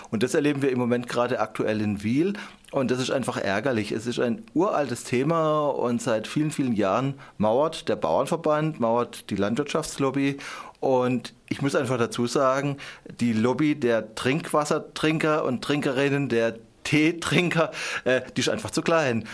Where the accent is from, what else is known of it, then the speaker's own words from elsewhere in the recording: Endingen am Kaiserstuhl, Baden-Württemberg, Germany; ich komme aus Endingen am Kaiserstuhl